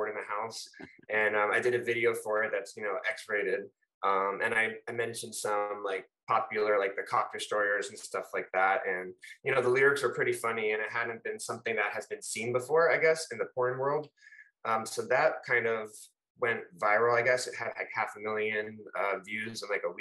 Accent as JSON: {"language": "English", "town": "Fort Lauderdale", "region": "Florida", "country": "United States", "tie": "born or raised there", "said": "I'm actually born and raised in Fort Lauderdale, Florida, South Florida"}